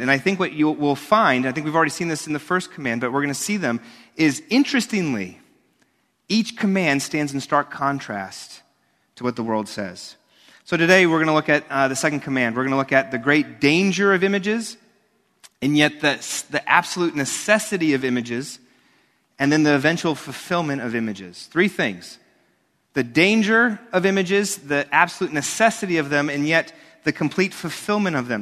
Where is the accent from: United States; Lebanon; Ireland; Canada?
United States; New York; Growing up in New York and now a minister here